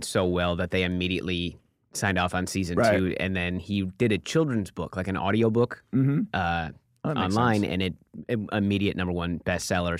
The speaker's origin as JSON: {"language": "English", "town": "Detroit", "region": "Michigan", "country": "United States", "tie": "born or raised there", "also_born_or_lived": "Chicago", "moved": "as an adult", "lives_now": "Los Angeles, United States", "said": "I grew up in Detroit, started comedy in Chicago, and I lived there for like 10 years"}